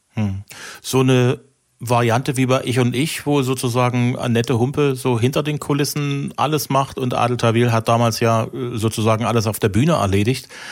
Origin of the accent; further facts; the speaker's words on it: East Germany, Germany; ich komme ja aus der Osthälfte des Landes